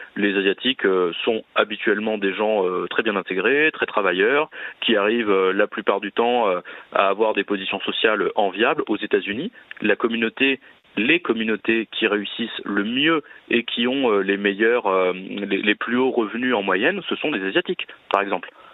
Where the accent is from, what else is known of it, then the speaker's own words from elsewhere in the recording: France; nous sommes français